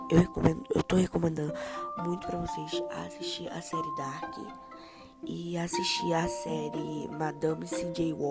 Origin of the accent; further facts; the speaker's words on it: Portugal; Eu sou português de Portugal. Eu também falo português de Portugal.